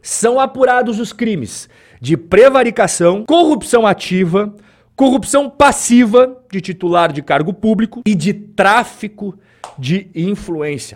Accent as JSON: {"language": "Portuguese", "country": "Brazil", "said": "como brasileiro"}